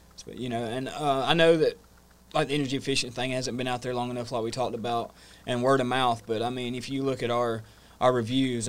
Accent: North Georgia, United States; moved away as an adult; now in New River Valley, Virginia, United States; born and raised in North Georgia

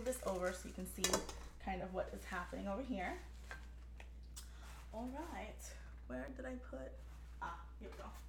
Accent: New York City, New York, United States; I grew up in the South Bronx in the 80s

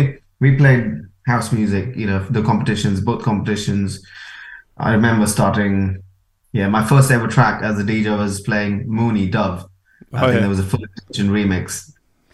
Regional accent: Goa, India; now in London, United Kingdom; I'm from Goa

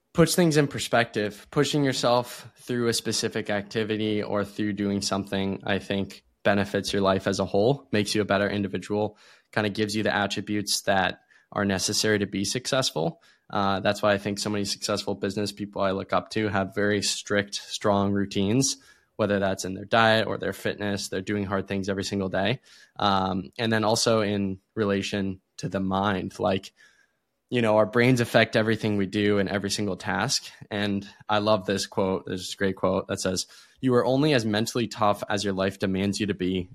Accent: Erie, Pennsylvania, United States; I was born in Erie, Pennsylvania.

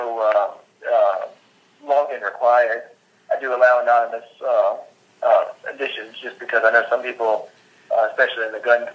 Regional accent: Richmond, Virginia, United States; I'm from Richmond, Virginia

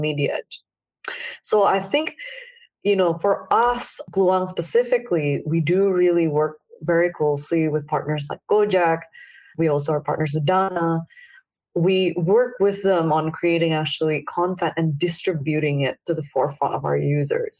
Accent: Jakarta, Indonesia; I grew up in Indonesia. I grew up in Jakarta, actually.

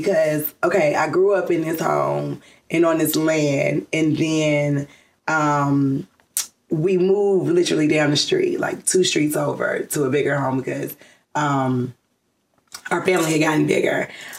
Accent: College Park, Georgia, United States; I am from here, College Park, Georgia, born and raised.

